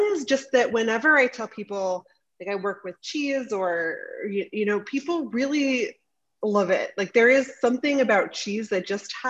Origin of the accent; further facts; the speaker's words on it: Baltimore, Maryland, United States; I grew up in Baltimore, Maryland